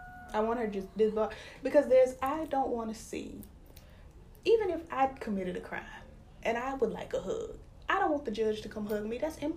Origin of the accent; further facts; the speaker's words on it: Louisiana, United States; We are from Louisiana.